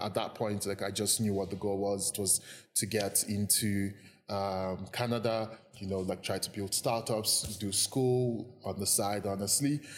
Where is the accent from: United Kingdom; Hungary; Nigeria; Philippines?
Nigeria; Jos, Plateau; born or raised there; also born or lived in Lagos, Nigeria / Anambra State, Nigeria